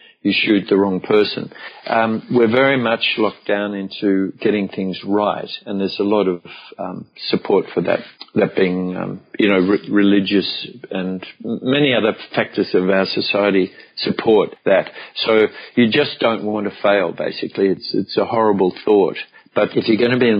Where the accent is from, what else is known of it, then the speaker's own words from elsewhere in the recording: Melbourne, Victoria, Australia; also born or lived in Brisbane / Byron Bay; I came back to Melbourne, which was my hometown